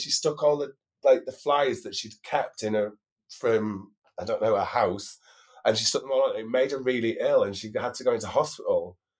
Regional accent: Newcastle, North East England, United Kingdom; So, I think, you see, for me, a local queen means I'm from Newcastle. So, if you said I was a Newcastle queen, that's local queen.

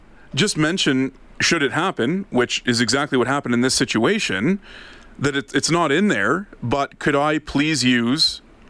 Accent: Ottawa, Ontario, Canada; moved away; mine back home, the one I went to for 20 plus years growing up in Ottawa

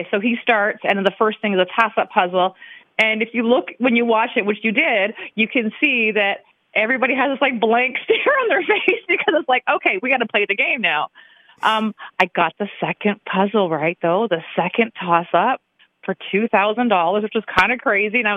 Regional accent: Michigan, United States; now in California, United States; and then I'm from Michigan, so once I get, you know, the money gets back here, um, we pay a Michigan tax

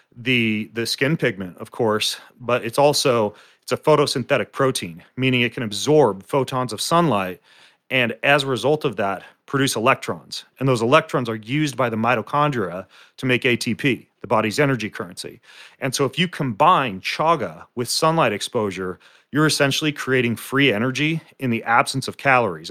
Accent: North Idaho, United States; I grew up in North Idaho.

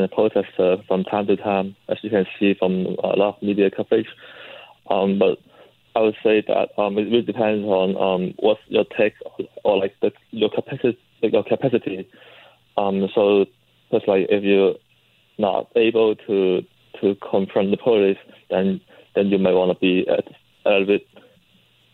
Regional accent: Hong Kong; now in Vancouver, Canada; I was born and raised there, so it's my home

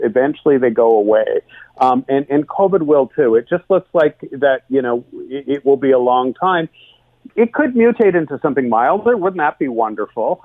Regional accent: Canada

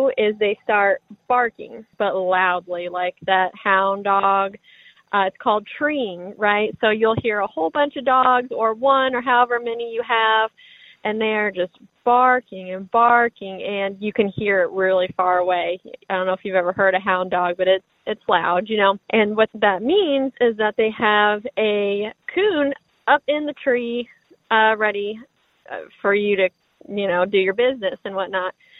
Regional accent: Springfield, Missouri, United States; I'm from Springfield, Missouri

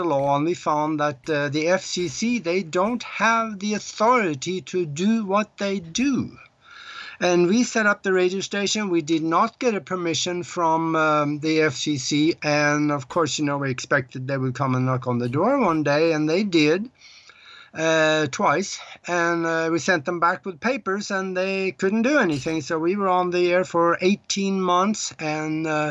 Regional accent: Norway; moved away as an adult; also born or lived in Minneapolis, United States; now in Tucson, United States; I'm living in the United States now, but I was born and raised in Europe, in Northern Europe, in Norway. I was born on a farm over there

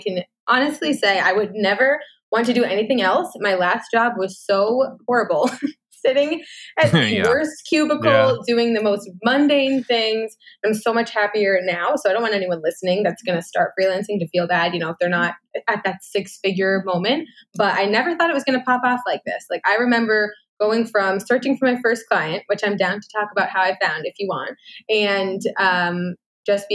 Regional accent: United States; moved away as an adult; now in Canada; I am American

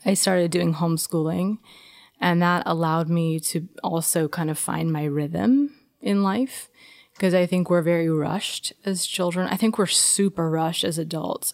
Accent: Los Angeles, California, United States; I grew up here in Los Angeles

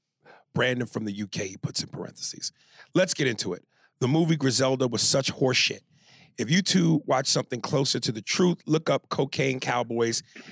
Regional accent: Ecuador; So I'm from Ecuador, and it's right next to Colombia. We border it. I've gone back to Ecuador quite often

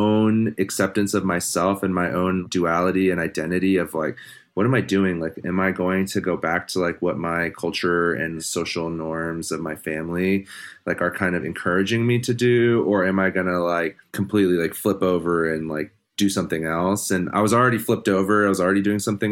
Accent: Maryland, United States; moved away as an adult; now in Missoula, United States; I grew up in Maryland

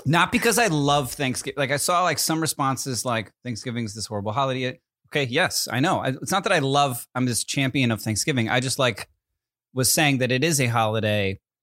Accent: New Jersey, United States; also born or lived in Connecticut; now in California, United States; Growing up in New Jersey and Connecticut

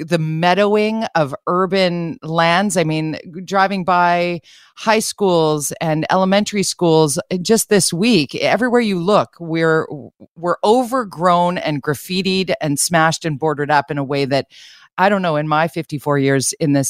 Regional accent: Vancouver, British Columbia, Canada; born or raised there

